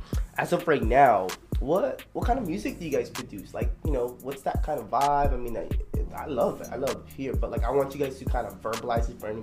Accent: Philippines; now in United States; born in the Philippines.

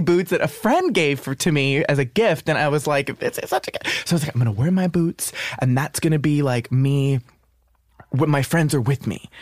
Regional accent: New York City, New York, United States; I'm a New Yorker

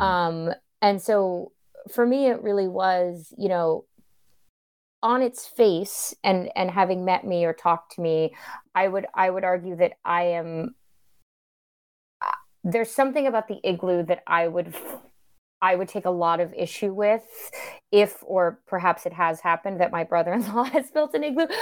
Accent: Florida, United States; I'm from Florida

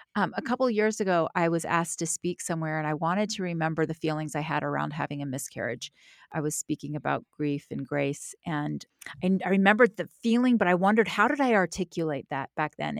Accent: the South, United States; I'm from the South.

